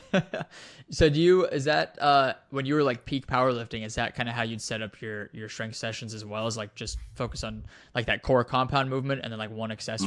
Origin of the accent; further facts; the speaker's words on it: Wyoming, United States; moved away as an adult; I grew up in Wyoming at over a mile high. F, I was there for twenty years, the first twenty years of my life.